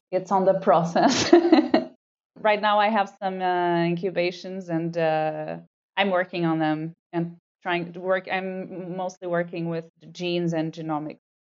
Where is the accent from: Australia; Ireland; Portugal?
Portugal; Lisbon; moved away as an adult; now in Vienna, Austria; So I did all my studies in Lisbon. It's my hometown.